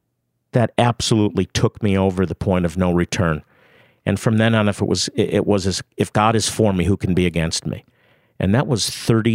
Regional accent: Rochester, New York, United States; born or raised there; moved away as an adult

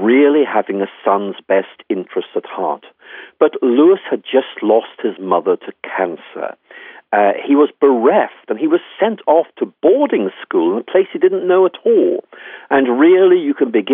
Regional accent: Ireland; I'm Irish myself

